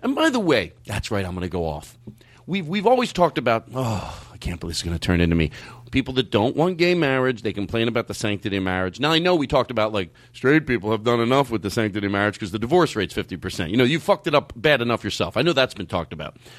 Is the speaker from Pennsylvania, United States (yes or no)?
yes; Philadelphia, Pennsylvania, United States; I was born in Philadelphia